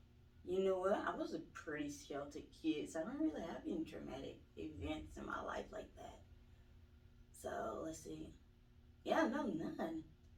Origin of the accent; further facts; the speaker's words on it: Thomaston, Georgia, United States; Thomaston, Georgia.